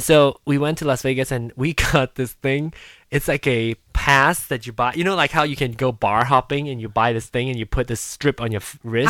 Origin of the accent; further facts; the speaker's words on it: Malaysia; moved away; growing up in Malaysia